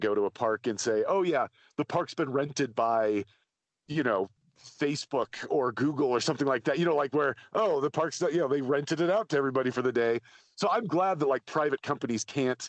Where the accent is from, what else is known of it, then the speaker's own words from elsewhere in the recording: outside of Zion in Southern Utah, United States; I grew up outside of Zion in Southern Utah